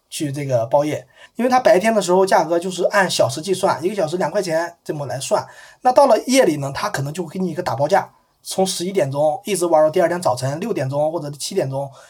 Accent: Fuyang, Anhui, China; moved away; 当我再次回到我的老家阜阳的时候

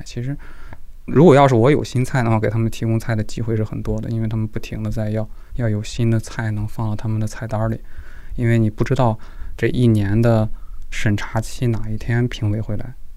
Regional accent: Jinan, Shandong, China; 今年二十九岁，现在是美院的研究生。因为我是山东人，山东济南的，但是我们家除了我就没有济南人。我爸是湖北黄石的，我妈是青岛的

